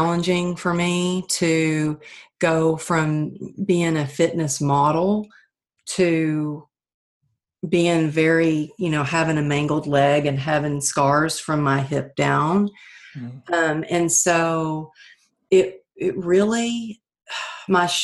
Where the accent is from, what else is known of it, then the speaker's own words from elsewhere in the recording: Texas, United States; now in California, United States; growing up in Texas